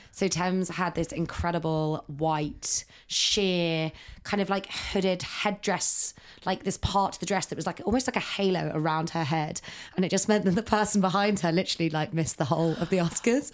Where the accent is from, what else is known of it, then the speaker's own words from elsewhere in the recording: Ireland; because I am Irish